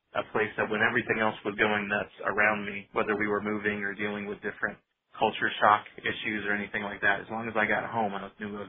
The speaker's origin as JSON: {"language": "English", "region": "Virginia", "country": "United States", "tie": "born or raised there", "also_born_or_lived": "Long Island", "said": "I was born in West Virginia and then moved right outside New York City on Long Island for a few years before kind of settling down in Northern Virginia right outside Washington, D.C."}